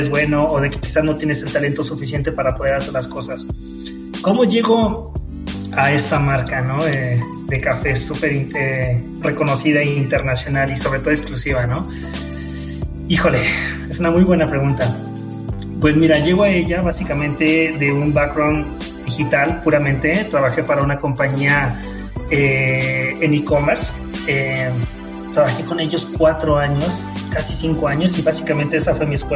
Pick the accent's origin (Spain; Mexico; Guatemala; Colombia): Mexico; Mexico City; yo nací aquí en, Ciudad de México y bueno, criado en, Ciudad de México, en el Estado de México, que básicamente es la Ciudad de México, ¿no? Chilango